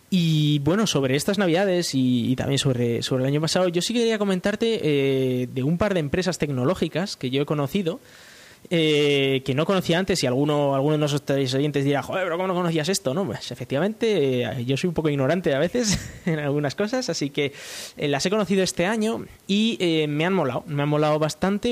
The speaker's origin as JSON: {"language": "Spanish", "country": "Spain", "said": "en España pues eh, tenemos ahora una empresa"}